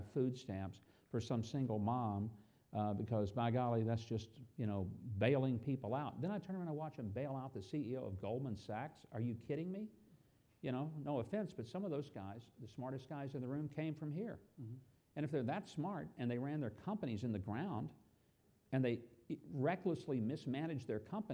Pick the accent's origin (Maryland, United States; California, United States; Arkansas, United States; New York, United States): Arkansas, United States; South; I'm from South Arkansas